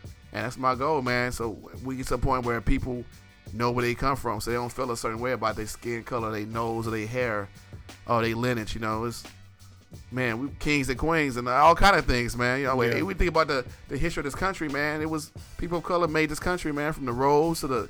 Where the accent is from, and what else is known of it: United States